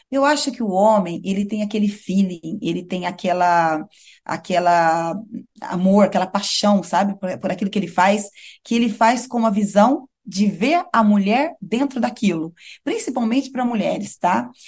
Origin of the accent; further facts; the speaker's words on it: Brazil; also born or lived in Europe; now in Maputo, Mozambique; sou brasileira, né? Tenho as minhas raízes